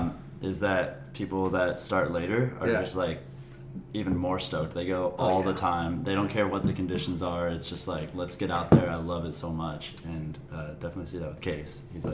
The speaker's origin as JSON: {"language": "English", "town": "Mission Viejo", "region": "California", "country": "United States", "said": "I'm also from Mission Viejo. That's actually how we met."}